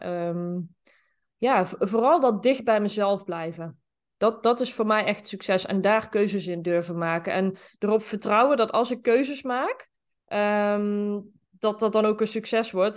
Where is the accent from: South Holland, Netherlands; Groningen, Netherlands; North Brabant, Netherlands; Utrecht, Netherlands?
North Brabant, Netherlands; Zeeland; Ik ben ehm, opgegroeid in een eh, klein dorp, Zeeland. Dat, eh, dat ligt in eh, Noord-Brabant.